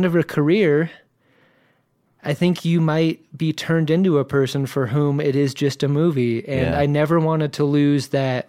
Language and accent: English; Virginia Beach, Virginia, United States; also born or lived in Southern California; Moved across country to Virginia Beach.